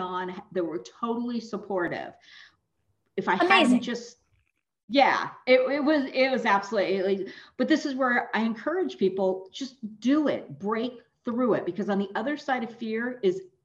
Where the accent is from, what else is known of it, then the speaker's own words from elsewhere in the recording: California, United States; moved away as an adult; also born or lived in East Coast; I grew up here in California, and then I left California for 22 years and went on the East Coast.